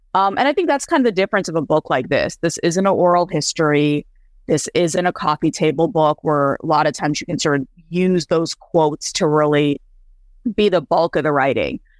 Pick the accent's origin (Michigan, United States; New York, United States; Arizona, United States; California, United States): Michigan, United States; also born or lived in India; I grew up in a small town in Michigan